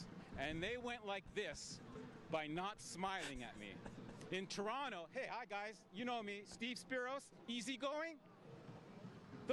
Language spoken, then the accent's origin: English; Yorkshire and the Humber, United Kingdom; I'm from Humberside